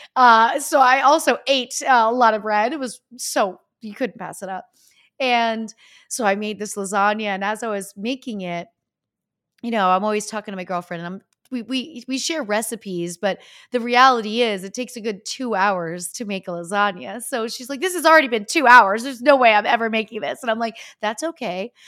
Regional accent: Easton, Pennsylvania, United States; moved away; I'm from Easton, Pennsylvania, which is even smaller than Pittsburgh

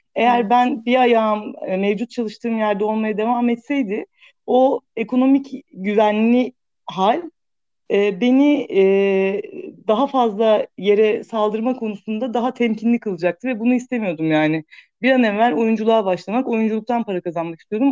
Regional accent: Thrace, Turkey; moved away; Küçük bir şehirde büyüdüm ben işte Trakya'da.

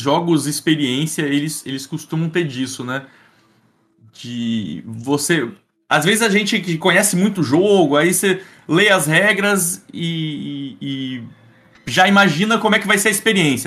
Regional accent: Espírito Santo, Brazil; Eu, eu sou do Espírito Santo

